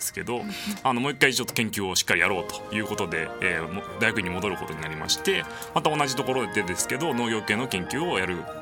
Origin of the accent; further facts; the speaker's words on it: Kyoto, Japan; moved away as an adult; now in Tokyo, Japan; 生まれも育ちも京都ということで、22歳までは京都にいました